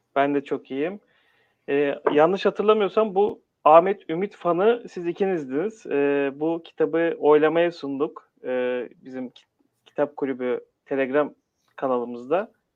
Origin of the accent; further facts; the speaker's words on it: Istanbul, Turkey; Doğma büyüme İstanbulluyum